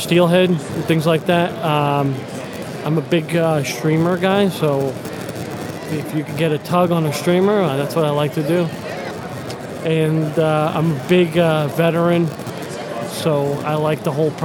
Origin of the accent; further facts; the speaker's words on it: Toms River, New Jersey, United States; I'm from New Jersey, Toms River area